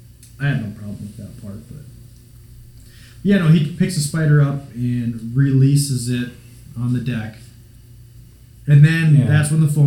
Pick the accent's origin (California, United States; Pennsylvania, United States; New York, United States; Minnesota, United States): Minnesota, United States; now in Iowa, United States; I'm from Minnesota. I live in Iowa